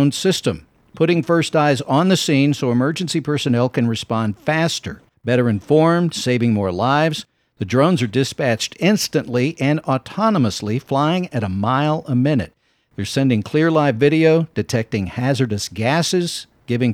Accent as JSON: {"language": "English", "town": "Ashdown", "region": "Arkansas", "country": "United States", "tie": "born or raised there", "said": "I grew up in Ashdown."}